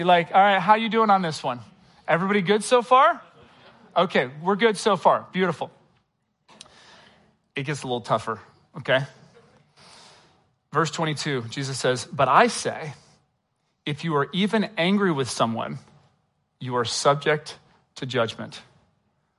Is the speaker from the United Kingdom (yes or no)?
yes; England, United Kingdom; moved away; I was born in England.